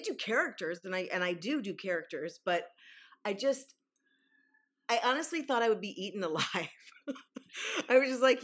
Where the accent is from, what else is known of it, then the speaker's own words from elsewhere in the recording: Midwest, United States; I'm actually from the Midwest